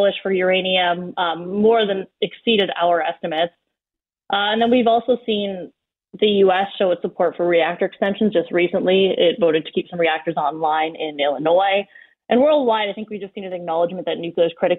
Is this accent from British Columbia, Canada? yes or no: no; Collingwood, Ontario, Canada; also born or lived in Chelmsford, Ontario (family); I'm from Collingwood originally, but my family is from a small town outside of Sudbury called Chelmsford